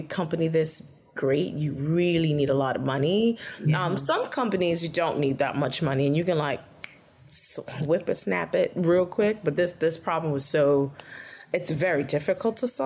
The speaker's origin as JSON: {"language": "English", "town": "New York City", "region": "New York", "country": "United States", "said": "I'm from Brooklyn, New York"}